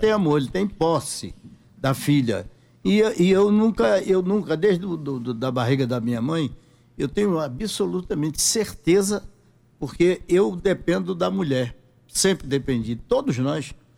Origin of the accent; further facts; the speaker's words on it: Guarabira, Paraíba, Brazil; moved away; also born or lived in Rio de Janeiro; Eu sou da cidade de Guarabira, brejo